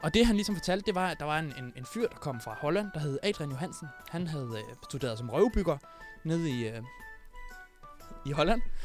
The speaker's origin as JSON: {"language": "Danish", "area": "Funen", "region": "Southern Denmark", "country": "Denmark", "tie": "born or raised there", "said": "Jeg har været en tur øh, på Fyn, min ja. Øh, hjemstavn"}